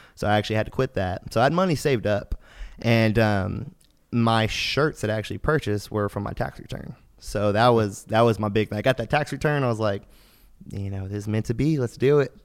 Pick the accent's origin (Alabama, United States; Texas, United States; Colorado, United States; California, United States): Texas, United States; Houston; I'm from Houston.